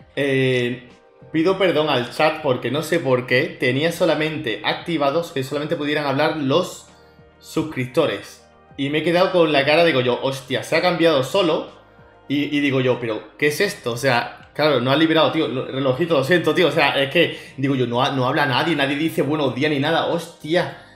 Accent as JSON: {"language": "Spanish", "area": "Málaga", "region": "Andalusia", "country": "Spain", "said": "Que soy yo también de Málaga"}